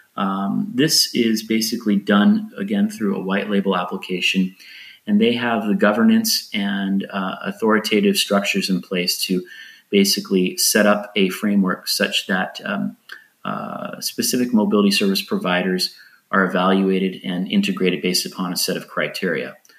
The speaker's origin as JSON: {"language": "English", "country": "United States", "moved": "yes", "lives_now": "Lisbon, Portugal", "said": "I live in Portugal now, even though I'm an American."}